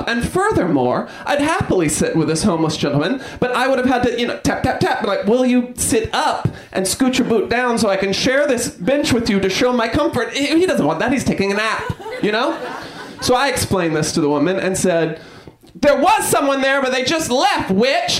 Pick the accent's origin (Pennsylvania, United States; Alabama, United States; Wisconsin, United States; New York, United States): New York, United States; I'm from New York.